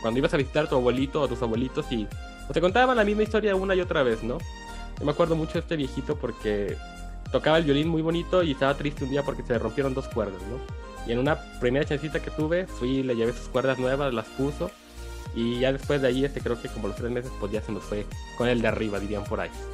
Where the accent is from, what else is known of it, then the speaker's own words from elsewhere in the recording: Mexico; en un pueblo cercano al rancho donde yo nací